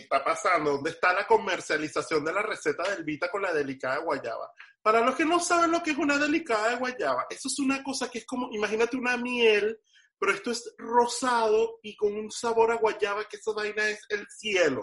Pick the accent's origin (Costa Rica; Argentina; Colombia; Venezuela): Venezuela; now in Miami, United States; en mi país decirle negro a alguien no es ofensivo, es una cosa más bien de cariño